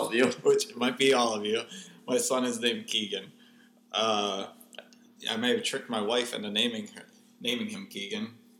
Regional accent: Fredericksburg, Virginia, United States; Just to let you guys know, we're from Fredericksburg, Virginia.

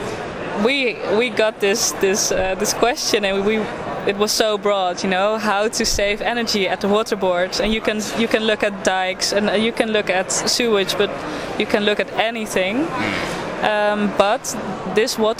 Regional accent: Netherlands; I'm from the Netherlands

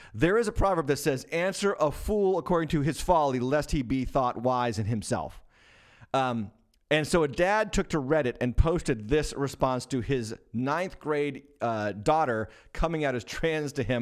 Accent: Massachusetts, United States; my home state, the capital city of my home state, Boston, Massachusetts

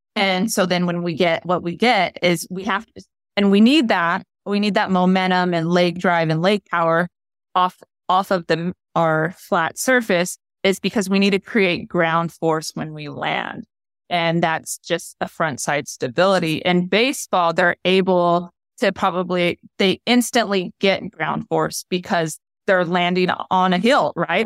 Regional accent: United States; also born or lived in Japan; as an American

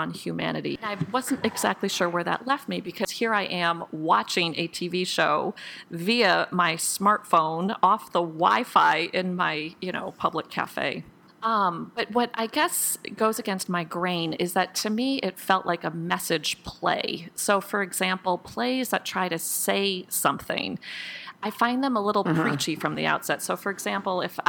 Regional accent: United States; I'm an American

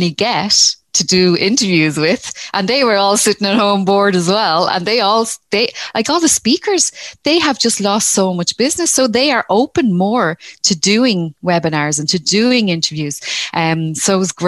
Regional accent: Dublin, Leinster, Ireland; now in Rosslare Harbour, Ireland; I'm from Dublin originally, so I'm a city girl originally, but I live in Rosslare Harbour.

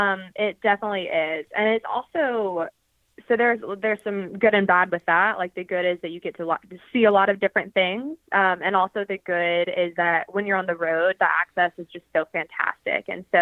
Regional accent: Georgia, United States; I mean, I'm from Georgia and I'm like covering some hockey.

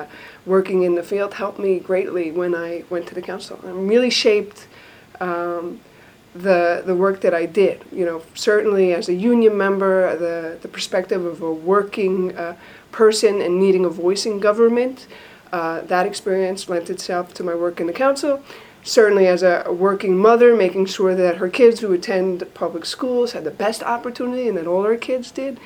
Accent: New York City, New York, United States; I'm a New Yorker through and through. I was born and raised in Queens

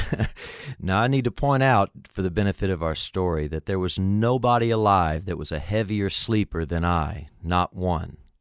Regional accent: Miami, Florida, United States; When I was a kid growing up in Miami, Florida, we lived in a little duplex apartment.

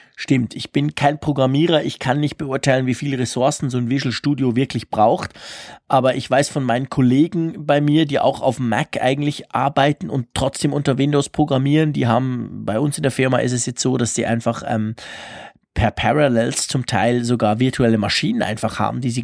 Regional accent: Switzerland; Ich versuche Deutsch zu sprechen als Schweizer

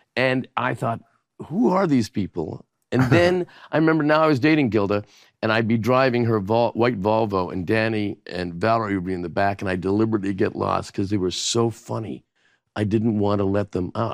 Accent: Canada; moved away; as a Canadian

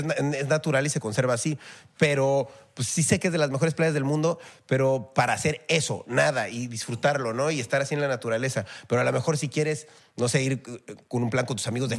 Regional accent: Mexico; yo como mexicano salí de mi país

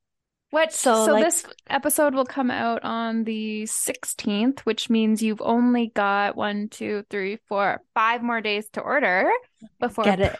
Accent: Canada; We're from Canada.

